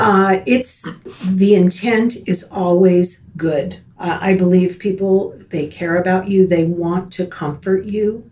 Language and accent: English; Miami, Florida, United States; now in Tallahassee, United States; I grew up in Miami uh, born and raised, a native Floridian